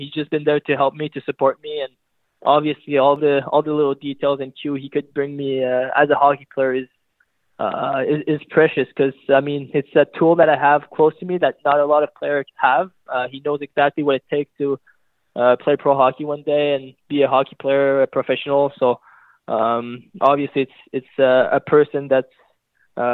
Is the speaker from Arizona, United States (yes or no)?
yes; Scottsdale, Arizona, United States; born there; Yeah, like you said, I'm born in Scottsdale, Arizona. I mean, I moved around when I was pretty young.